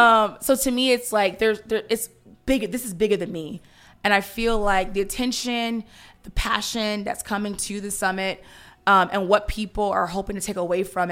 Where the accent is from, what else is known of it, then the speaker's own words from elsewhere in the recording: Opa-locka, Florida, United States; We grew up in Opa-locka, and. Gotta be.